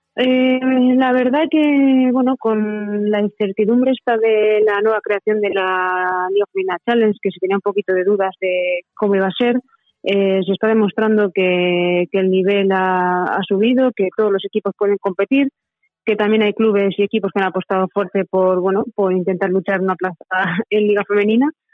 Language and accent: Spanish; Manzanares, Castilla-La Mancha, Spain; moved away as an adult; also born or lived in northern Spain; mi pueblo Manzanares